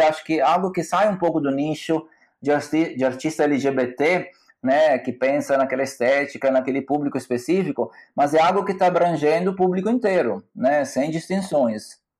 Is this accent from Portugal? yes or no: no; Salerno, Campania, Italy; Portuguese is a second language; moved away as an adult; also born or lived in Bergamo, Italy / Salvador, Brazil; now in Florianópolis, Brazil; eu nasci em Salerno, que é uma cidade no sul da Itália, perto de Nápoles